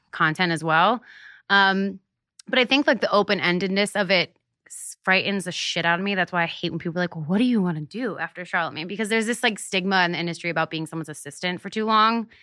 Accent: Hershey, Pennsylvania, United States; moved away; I grew up in Hershey, Pennsylvania.

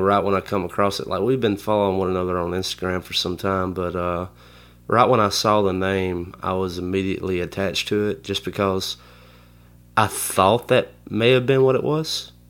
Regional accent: Kennedy, Alabama, United States; I'm from Kennedy, Alabama.

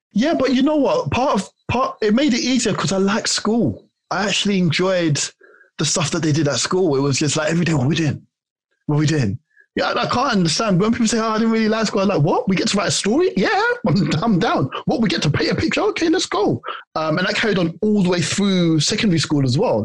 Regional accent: London, United Kingdom; also born or lived in Tooting / Hertfordshire / Ghana (ancestry); I was raised in Clapham Junction

